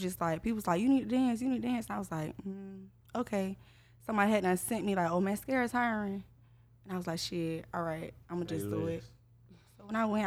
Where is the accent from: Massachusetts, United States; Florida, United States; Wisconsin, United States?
Florida, United States; Jacksonville; I'm from Jacksonville, Florida, born and raised